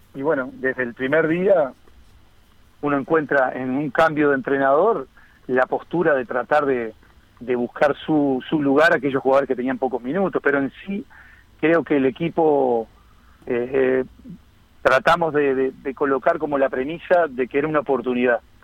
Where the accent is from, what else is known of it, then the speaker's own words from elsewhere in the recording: Las Piedras, Canelones, Uruguay; also born or lived in Montevideo; soy nacido en Montevideo, pero, pero, pero con residencia de toda la vida en Las Piedras